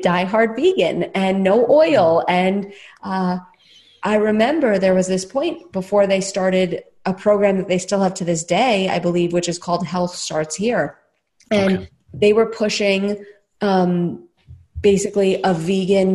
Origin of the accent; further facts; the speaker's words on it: New York City, New York, United States; now in Austin, United States; I'm a New Yorker at heart. I grew up in Staten Island